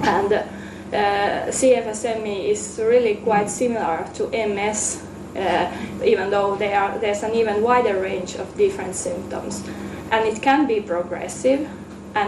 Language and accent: English; Finland; now in Amsterdam, Netherlands; I'm from Finland, though I currently live in Amsterdam.